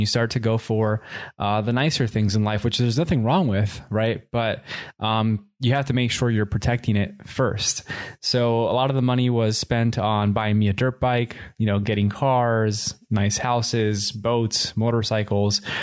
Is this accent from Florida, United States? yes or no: yes; Miami, Florida, United States; also born or lived in Puerto Rico; when we moved from Puerto Rico to Miami, I was about two years old. And I was raised in Miami.